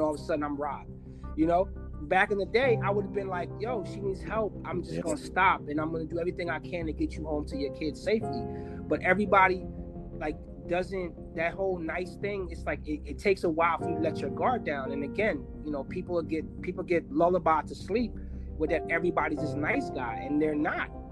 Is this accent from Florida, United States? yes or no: no; New Jersey, United States; I'm also from New Jersey, not originally, but I, I most of my, like I would say, seventy percent of my life, I grew up in New Jersey